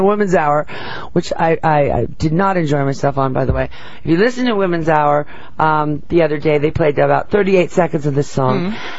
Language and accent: English; San Francisco, California, United States; I was born in San Francisco.